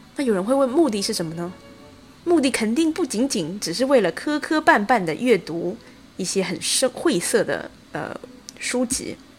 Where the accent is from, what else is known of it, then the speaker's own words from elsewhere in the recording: China; 我相信我们中国人看《魔戒》的时候